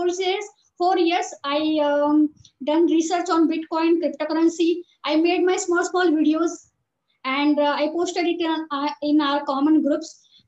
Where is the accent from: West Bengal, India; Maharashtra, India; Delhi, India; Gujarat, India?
Maharashtra, India; now in Dubai, United Arab Emirates; I'm from Marathi community. And since 4 years, I'm staying in Dubai.